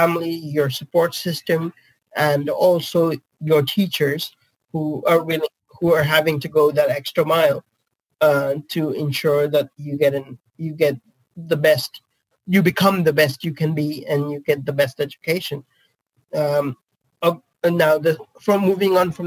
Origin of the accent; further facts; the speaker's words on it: India; also born or lived in Netherlands; now in United Kingdom; I was born and brought up in India and then moved to the Netherlands and now the UK